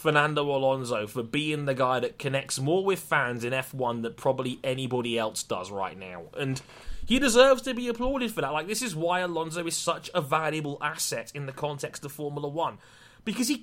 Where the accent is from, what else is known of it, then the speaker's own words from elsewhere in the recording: United Kingdom; We're British